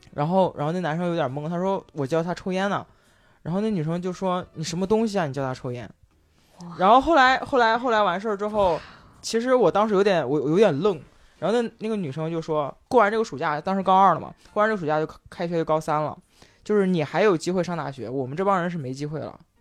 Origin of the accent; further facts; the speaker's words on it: Henan, China; 我河南人，我们晚上有晚自习